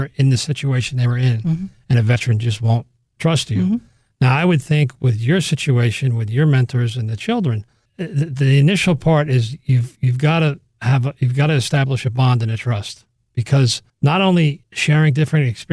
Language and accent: English; Monroe, New York, United States; there was nothing like that going on in Orange County. I grew up in Monroe